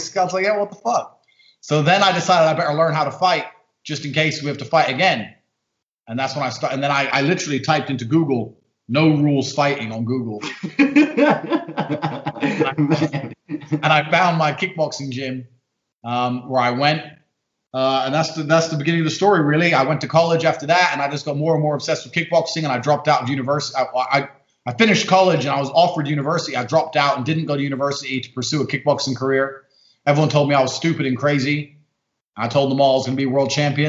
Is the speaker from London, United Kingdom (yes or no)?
yes; London, United Kingdom; also born or lived in Indiana, United States; she moved to London. I grew up in London